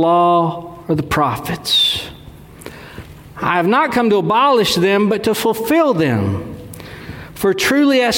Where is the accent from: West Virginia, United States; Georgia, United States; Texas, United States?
Texas, United States; I'm from Dewayville, Texas, so a lot of what I say sounds simple. I know my accent